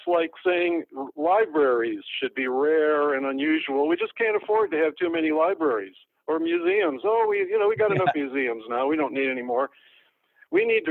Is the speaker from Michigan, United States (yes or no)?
yes; Detroit, Michigan, United States; I was from Detroit. And we didn't have any national parks nearby.